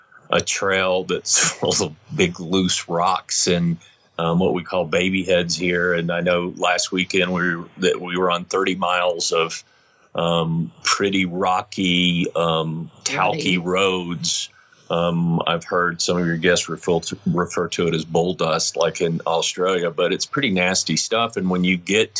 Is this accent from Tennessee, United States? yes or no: yes; Tennessee, United States; now in Salt Lake City, United States; I grew up on Hadakas and little Hondas and you know, but in Tennessee, you know, not in Utah